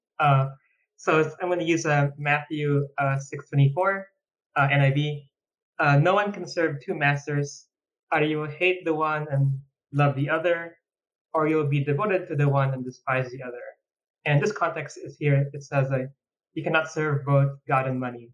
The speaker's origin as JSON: {"language": "English", "country": "Philippines", "moved": "yes", "lives_now": "United States", "said": "I come from a country that's a third world country"}